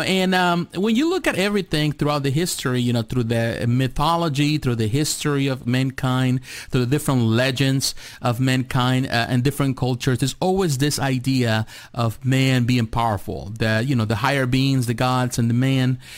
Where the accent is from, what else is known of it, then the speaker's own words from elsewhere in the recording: Mexico; moved away; I grew up in Mexico. I was born in Mexico